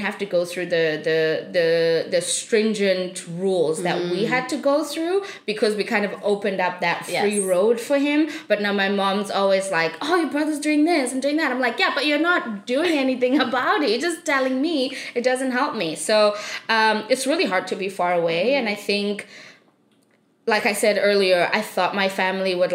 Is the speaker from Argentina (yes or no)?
no; South Africa; moved away; I grew up in South Africa and I am one of 4 children